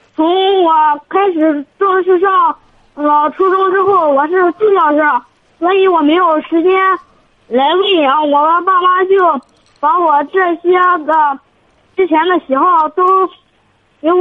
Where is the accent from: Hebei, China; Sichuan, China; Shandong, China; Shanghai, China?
Shandong, China; Tai'an; 我是泰安的。